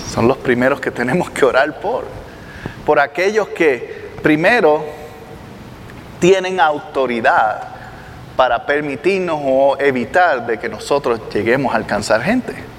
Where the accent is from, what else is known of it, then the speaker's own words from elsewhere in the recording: Puerto Rico; Yo soy de Puerto Rico